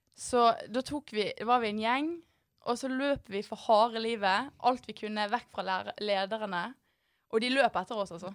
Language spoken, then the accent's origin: Norwegian; Bergen, Vestland, Norway; i Arna, der jeg kommer fra.